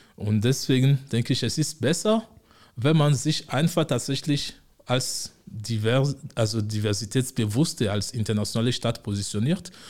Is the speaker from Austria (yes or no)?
no; Togo; moved away as an adult; also born or lived in Osnabrück, Germany / Frankfurt am Main, Germany; now in Konstanz, Germany; ich komme ursprünglich aus Togo, äh, Westafrika. Ähm, in Deutschland lebe ich jetzt seit mittlerweile 13 Jahren.